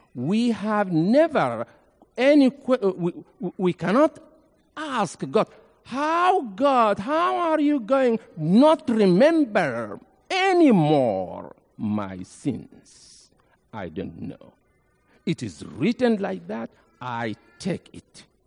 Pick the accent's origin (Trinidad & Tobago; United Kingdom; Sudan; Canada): Sudan; Nuba Mountains, South Kordofan; also born or lived in Egypt; now in Memphis, United States; I came from Nuba Mountains in Sudan.